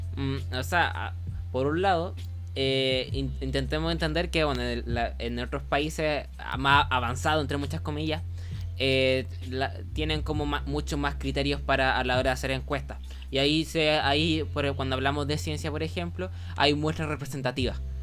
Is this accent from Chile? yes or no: yes; Chile; nosotros igual nos parece como medianamente extraño que, que otros países tengan monarquías porque eh, por la tradición histórica de Chile.